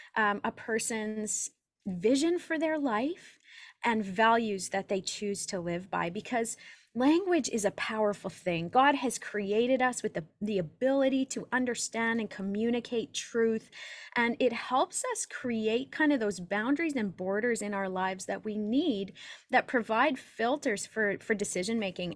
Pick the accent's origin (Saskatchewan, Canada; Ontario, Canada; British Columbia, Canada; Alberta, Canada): Saskatchewan, Canada; Saskatoon; I'm from Saskatoon, Saskatchewan in Canada